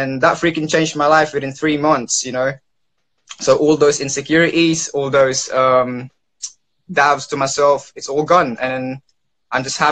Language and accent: English; London, United Kingdom; I am from London, United Kingdom